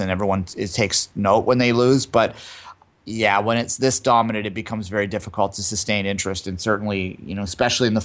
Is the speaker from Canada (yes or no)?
yes; Canada; we are Canadian